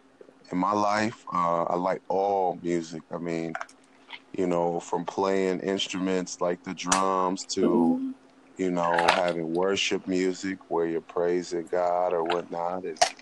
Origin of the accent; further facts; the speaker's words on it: California, United States; That's good because I grew up in California, okay?